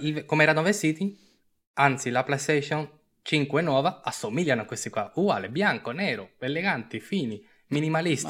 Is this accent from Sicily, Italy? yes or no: no; Turin, Piedmont, Italy; siamo di Torino.